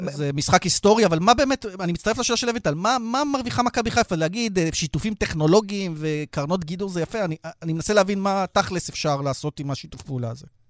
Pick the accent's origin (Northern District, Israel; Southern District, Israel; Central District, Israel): Southern District, Israel; Beersheba; אני כבאר שבעי